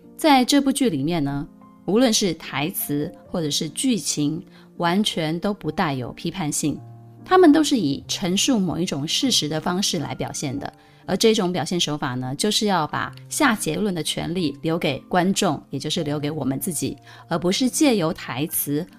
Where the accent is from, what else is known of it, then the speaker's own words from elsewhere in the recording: Pingtung County, Taiwan; moved away as an adult; also born or lived in Taipei; 如果跟我一样是屏东南部这种小镇长大的女孩